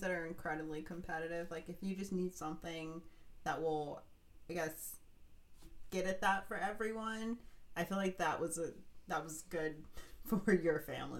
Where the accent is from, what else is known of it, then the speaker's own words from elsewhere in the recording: Ohio, United States; I grew up in Ohio